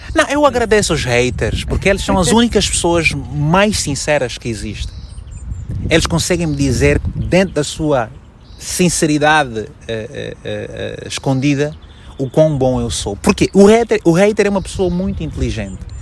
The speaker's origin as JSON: {"language": "Portuguese", "region": "Malanje", "country": "Angola", "tie": "born or raised there", "also_born_or_lived": "Luanda, Angola", "moved": "as an adult", "lives_now": "Portugal", "said": "eu só saí de Malange em 2002."}